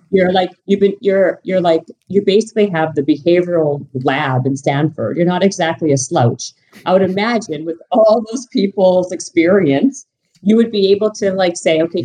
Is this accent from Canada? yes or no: yes; Canada; moved away; I'm Canadian